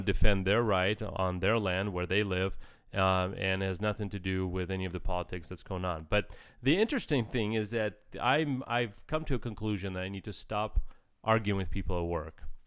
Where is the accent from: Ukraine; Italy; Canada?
Ukraine; moved away; I grew up in Ukraine